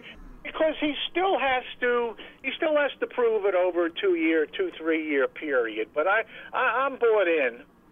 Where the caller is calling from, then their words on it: Pennsylvania, United States; from Western PA.